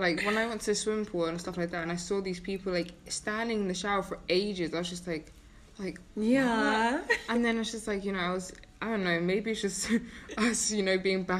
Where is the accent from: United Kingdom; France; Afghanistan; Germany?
United Kingdom; England; now in Iceland; because growing up in England